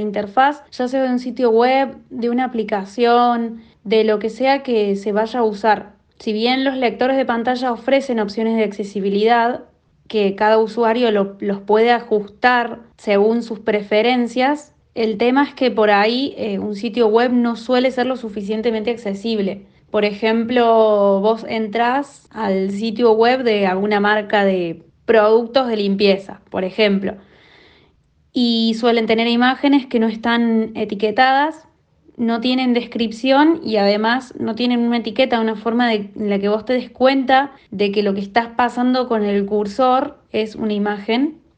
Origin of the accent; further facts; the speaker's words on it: Córdoba, Argentina; soy de Córdoba, Argentina